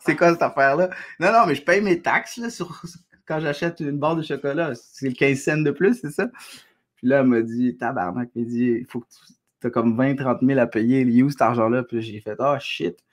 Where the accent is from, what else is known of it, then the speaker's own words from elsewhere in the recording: Quebec, Canada; also born or lived in Algeria; je suis québécois